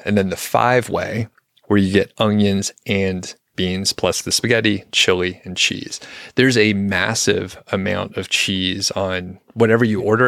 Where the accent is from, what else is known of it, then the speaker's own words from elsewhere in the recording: Southeast, United States; now in Boulder County, Colorado, United States; I'm from the Southeast